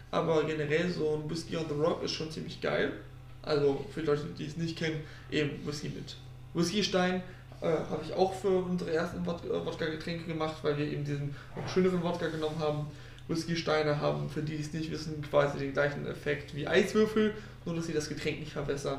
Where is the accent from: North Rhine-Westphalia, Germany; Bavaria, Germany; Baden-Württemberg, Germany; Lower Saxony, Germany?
Lower Saxony, Germany; Osnabrück; ich komme aus Osnabrück